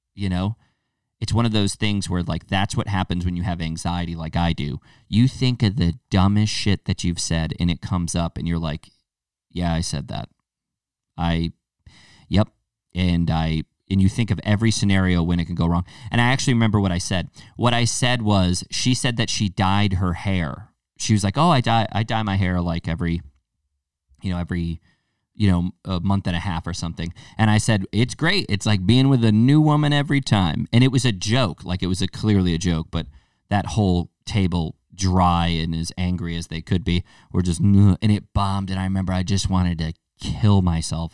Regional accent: United States; our American palates

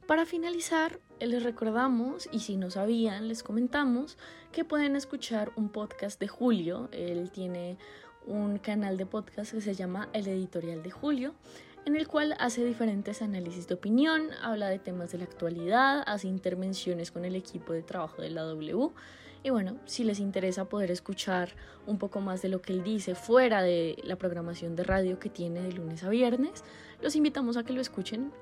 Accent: Colombia; Como colombianos

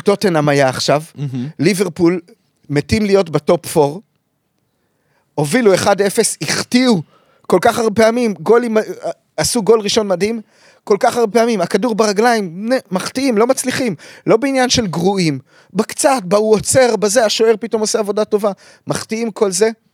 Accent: Kfar Saba, Central District, Israel; אני מכפר סבא

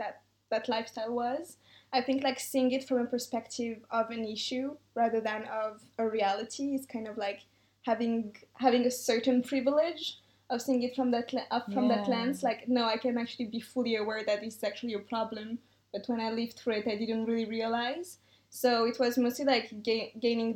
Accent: Madagascar; I grew up in Madagascar

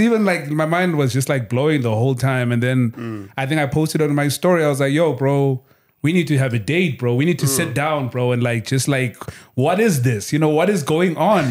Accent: Kokstad, KwaZulu-Natal, South Africa; moved away as an adult; also born or lived in Durban / Cape Town; I'm from Kokstad in KZN.

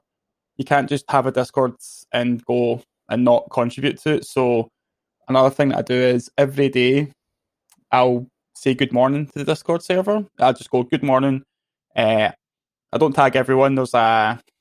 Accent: Scotland, United Kingdom; I'm Scottish

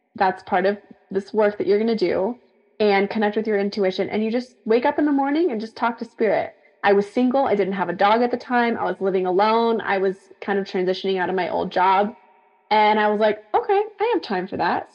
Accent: San Diego, California, United States; also born or lived in Central Coast, California; I decided to move back to my hometown where I was from in San Diego

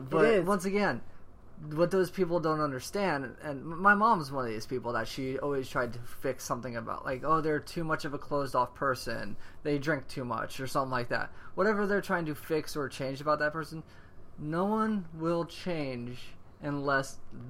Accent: the South, United States; now in California, United States; Remember, we're from the South. It's the whole California mentality that we still don't understand.

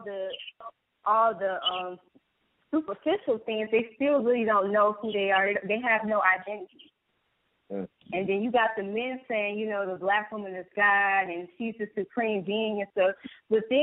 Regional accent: Detroit, Michigan, United States; born and raised in Detroit

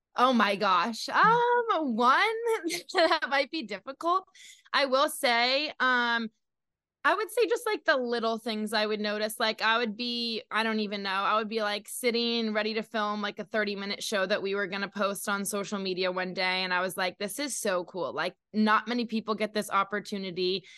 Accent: New Hampshire, United States; also born or lived in Connecticut; I've grown up in New England my whole life. I grew up in New Hampshire, born in Connecticut.

